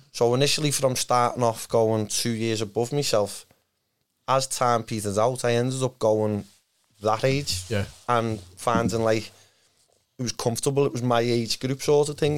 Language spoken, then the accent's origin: English; Liverpool, North West England, United Kingdom; by Kirkdale Station. So, I lived by there. Yeah. I grew up there